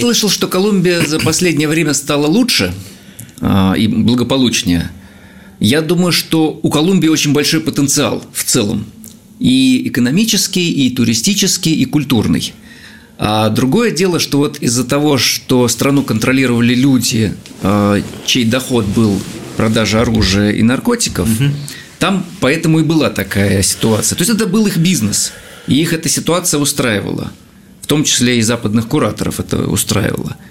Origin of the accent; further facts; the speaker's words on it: Russia; я из России.